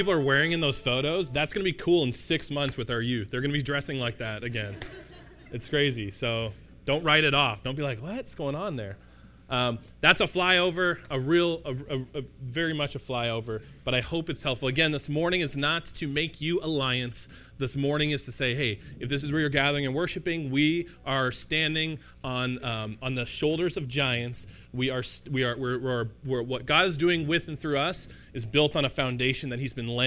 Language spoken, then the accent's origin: English; Canada; also born or lived in Milton, Ontario; as a Canadian person